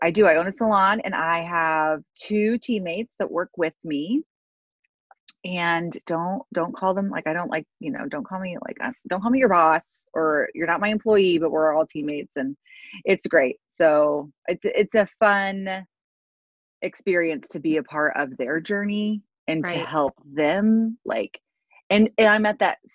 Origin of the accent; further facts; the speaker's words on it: Darlington, Indiana, United States; So I am from Darlington, Indiana, which is a small ass town of 800 people